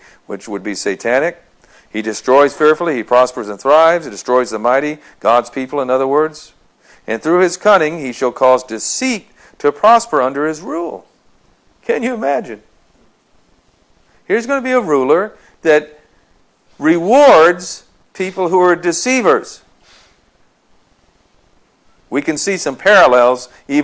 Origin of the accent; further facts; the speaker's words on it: United States; we being American society